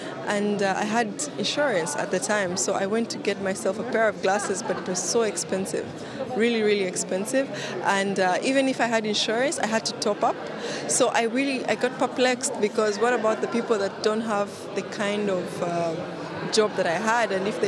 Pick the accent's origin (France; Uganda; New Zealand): Uganda; I am from Uganda